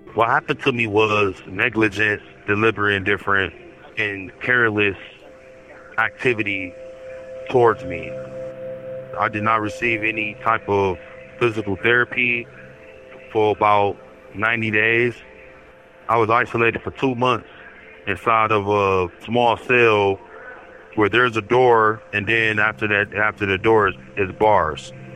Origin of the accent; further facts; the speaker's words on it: Milwaukee, Wisconsin, United States; moved away as an adult; also born or lived in Madison, Wisconsin; I'm from Milwaukee, Wisconsin. I moved to Madison 2017 to get out of the poverty situation that I was in.